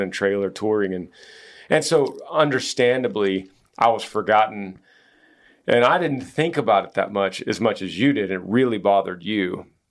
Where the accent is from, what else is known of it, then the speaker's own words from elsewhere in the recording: Texas, United States; we're from Texas